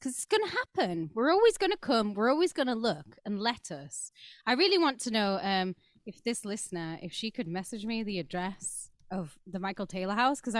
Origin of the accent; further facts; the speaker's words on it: Wakefield, Yorkshire and the Humber, United Kingdom; It is. I mean, Wakefield. We're the Crips. We're from Wakefield.